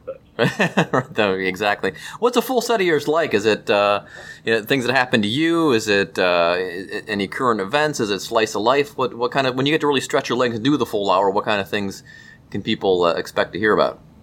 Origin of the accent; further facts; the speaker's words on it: Cleveland, Ohio, United States; we grew up in Cleveland